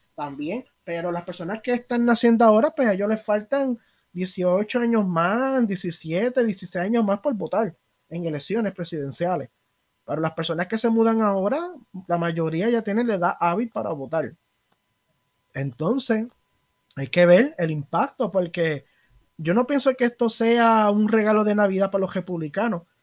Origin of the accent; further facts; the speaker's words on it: Puerto Rico; sociedad puertorriqueña